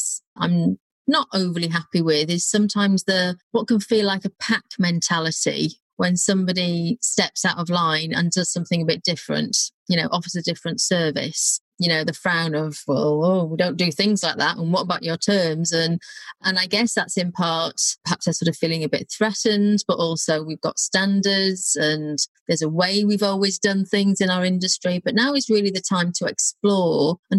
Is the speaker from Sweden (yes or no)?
no; Wrexham, Wales, United Kingdom; moved away; I don't think there's many £2 million houses near Wrexham, not the part I was from anyway